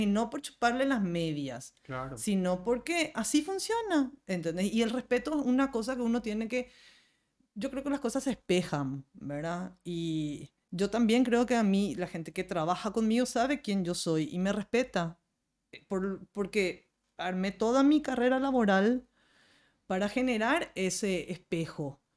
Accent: Paraguay; como cocinera y como paraguaya

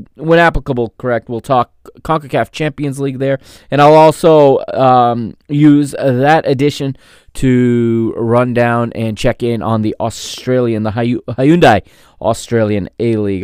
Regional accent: United States; I grew up here in the United States

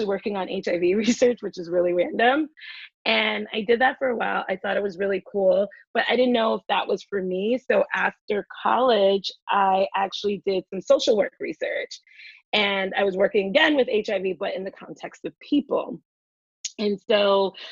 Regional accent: New York City, New York, United States; also born or lived in Philadelphia; I'm from the Bronx. I grew up there, left there when I was a teenager to go to college

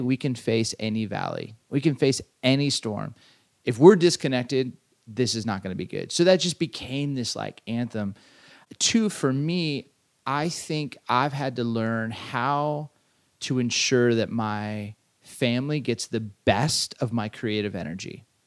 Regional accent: Southern California, United States; I grew up in Southern California

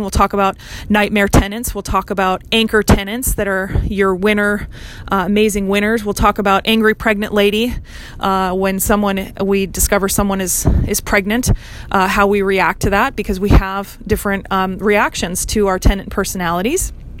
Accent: Hawaii, United States; I grew up in Hawaii learning how to navigate the absolute rat's nest of a maze of permitting and development

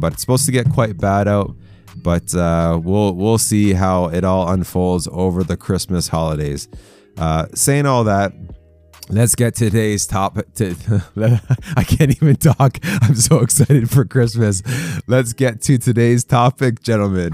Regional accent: Canada; I'm Canadian

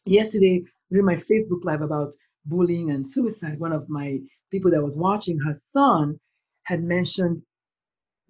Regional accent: Nigeria; I'm Black, I'm Nigerian, and I come from a country where the conversation about mental illness, first of all, is like non-existent

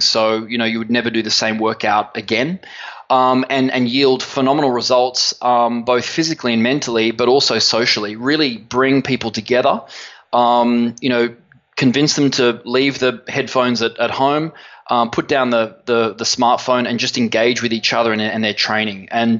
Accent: Sydney, New South Wales, Australia; we're originally from Sydney, Australia.

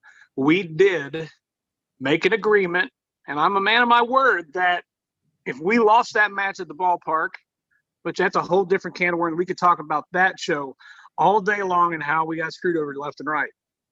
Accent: Appalachia, United States; country boy. I don't hide it. Granted, I'm wearing my hat backwards right now, but it's camouflaged. I am Appalachian.

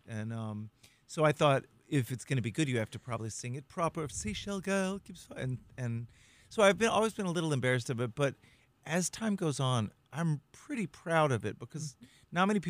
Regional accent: Texas, United States; moved away as an adult; also born or lived in Los Angeles / New York City; now in Hudson Valley, United States; growing up in Texas, seventh generation Texan

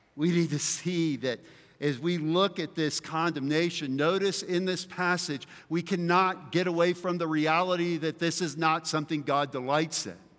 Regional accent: the South, United States; where I grew up in the South that we were big into muscle cars

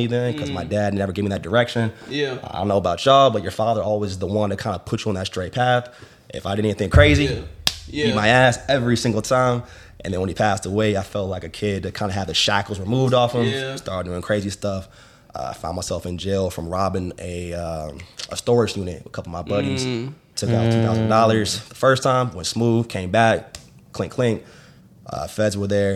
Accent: Maryland, United States; I grew up in Maryland

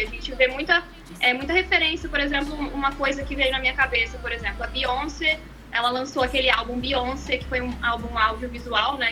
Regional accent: Brazil; Eu nasci no Brasil

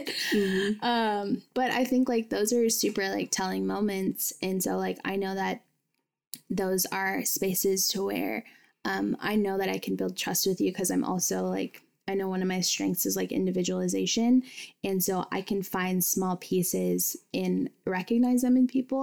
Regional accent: United States; I grew up in Washington

